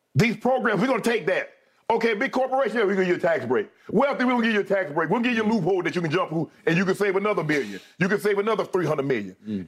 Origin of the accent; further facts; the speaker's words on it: Glennville, Georgia, United States; I'm from Georgia.